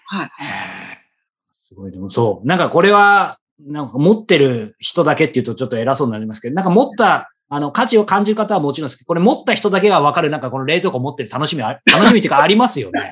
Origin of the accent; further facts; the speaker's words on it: Yokohama, Kanagawa, Japan; moved away as an adult; also born or lived in Hiroshima; 地元の横浜